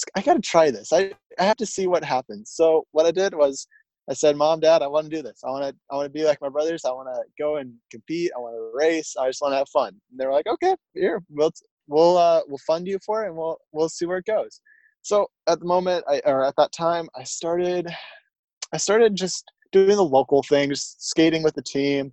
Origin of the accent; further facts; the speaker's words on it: Tacoma, Washington, United States; also born or lived in Enumclaw, Washington; I was born in Tacoma, Washington, residence out of Enumclaw, Washington.